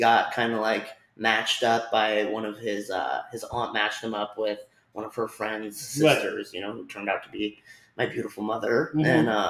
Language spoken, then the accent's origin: English; Philadelphia, Pennsylvania, United States; born there; Anyways, so I was born in Philadelphia.